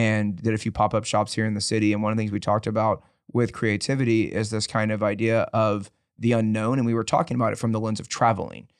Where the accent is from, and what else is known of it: Dickinson, Texas, United States; born or raised there